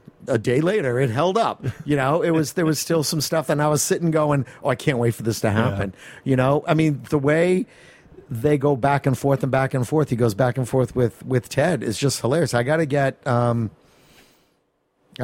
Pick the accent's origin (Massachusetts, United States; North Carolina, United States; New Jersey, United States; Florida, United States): Massachusetts, United States; Malden; the town where I grew up in Malden, Massachusetts